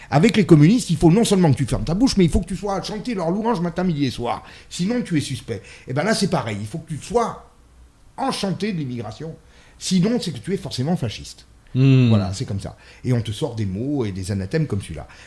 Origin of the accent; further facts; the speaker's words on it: Italy; Moi, je suis une, femme, je suis une mère, je suis une italienne et je suis chrétienne.